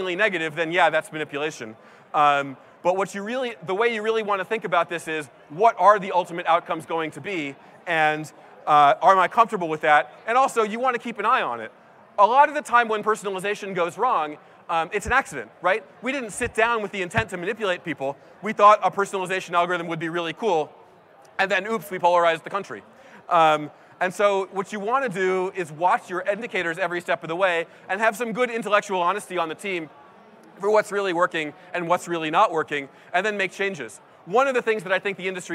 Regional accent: East Coast, United States; now in San Francisco, United States; I grew up on the East Coast

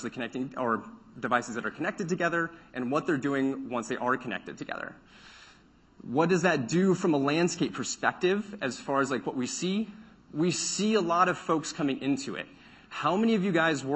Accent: Central Texas, United States; I grew up in Central Texas where it becomes remarkably hot

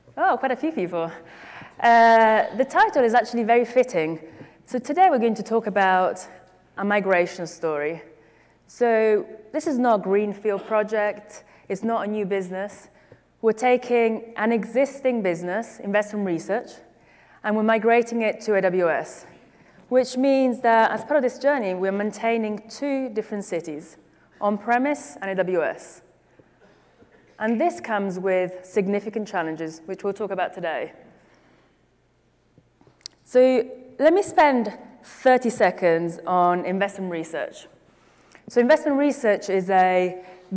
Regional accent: Milan, Lombardy, Italy; moved away as an adult; also born or lived in United Kingdom; now in New York, United States; I grew up in Italy, in Milan specifically, and then I went to college in the UK, and I lived in the UK for a few years

